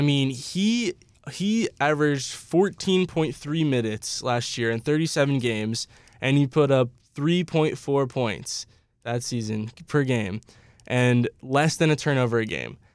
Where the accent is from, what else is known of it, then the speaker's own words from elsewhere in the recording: South Bend, Indiana, United States; I'm from South Bend, Indiana